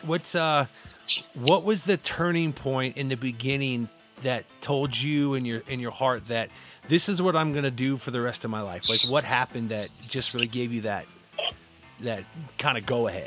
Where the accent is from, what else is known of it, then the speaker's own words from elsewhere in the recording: Midwest, United States; I grew up in the Midwest in the 80s